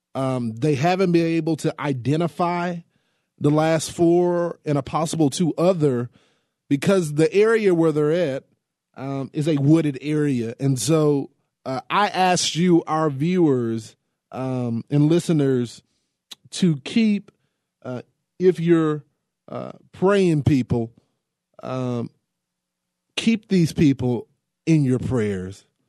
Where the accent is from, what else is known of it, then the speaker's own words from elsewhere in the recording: Texas, United States; here in the state of Texas. Um, this is my home state